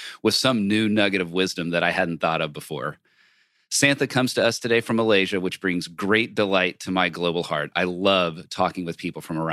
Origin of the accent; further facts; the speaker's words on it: Texas, United States; I'm from Texas